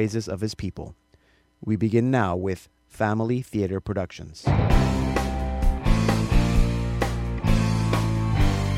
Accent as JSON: {"language": "English", "country": "Panama", "tie": "born or raised there", "moved": "yes", "said": "growing up in Panama"}